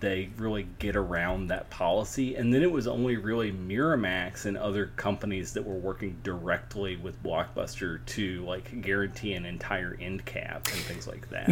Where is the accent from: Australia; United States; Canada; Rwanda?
United States; Tennessee; my home state